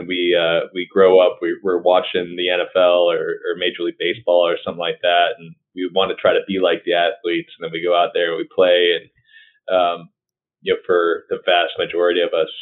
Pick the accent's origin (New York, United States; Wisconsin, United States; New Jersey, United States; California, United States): Wisconsin, United States; moved away as an adult; now in Louisiana, United States; which is how I wound up here in Louisiana. I'm from Wisconsin originally.